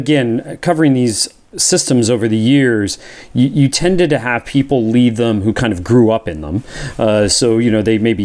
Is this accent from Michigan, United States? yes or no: no; Pennsylvania, United States; moved away; I was born and raised in Pennsylvania